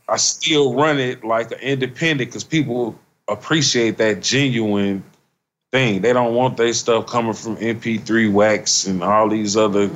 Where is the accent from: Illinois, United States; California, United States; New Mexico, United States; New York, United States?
Illinois, United States; Chicago; moved away as an adult; also born or lived in Nashville; Growing up in Chicago